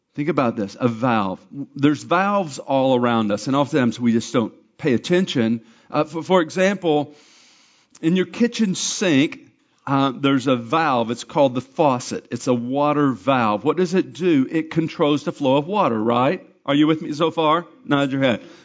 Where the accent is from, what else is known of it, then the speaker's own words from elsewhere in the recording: Arkansas, United States; I'm from Arkansas